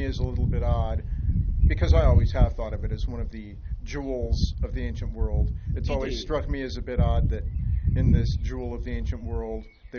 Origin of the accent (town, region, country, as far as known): Arizona, United States; born or raised there